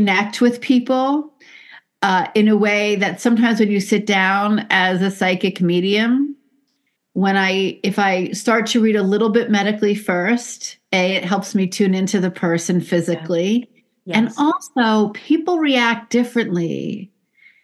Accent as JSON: {"language": "English", "town": "New York City", "region": "New York", "country": "United States", "tie": "born or raised there", "said": "I grew up in the Bronx"}